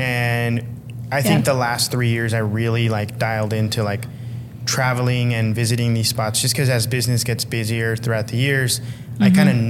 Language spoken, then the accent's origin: English; Los Angeles, California, United States; now in Portland, United States; I'm from Los Angeles, and Los Angeles is like, it's great, but there's smog everywhere. There's no like real scenery. It's just buildings or the beach.